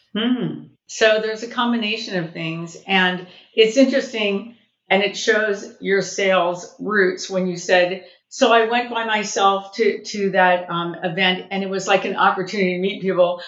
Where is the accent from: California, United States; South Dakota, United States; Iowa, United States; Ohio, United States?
California, United States; Southern; I'm actually born and raised in Southern California, and I worked